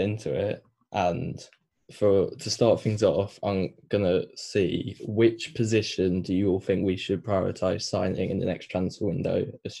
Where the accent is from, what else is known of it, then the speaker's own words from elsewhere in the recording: England, United Kingdom; we're both English